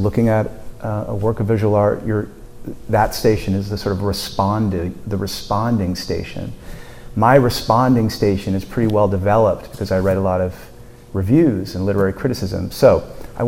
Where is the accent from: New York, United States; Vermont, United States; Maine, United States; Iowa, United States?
Vermont, United States; Burlington; I grew up in Burlington.